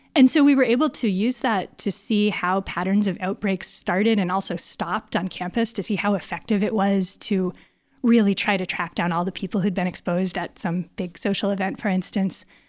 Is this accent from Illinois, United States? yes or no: no; Northern Connecticut, United States; moved away as an adult; also born or lived in Boston area, Massachusetts; now in Berkeley, United States; I'm actually from Northern Connecticut